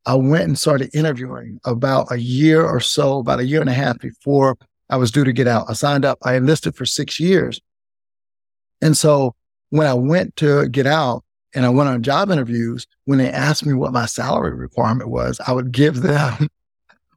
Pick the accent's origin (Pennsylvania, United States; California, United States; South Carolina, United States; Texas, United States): South Carolina, United States; moved away; also born or lived in San Francisco; we moved from South Carolina and moved to San Francisco